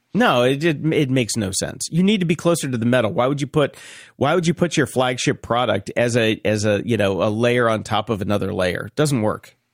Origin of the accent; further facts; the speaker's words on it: North Carolina, United States; moved away; I grew up in North Carolina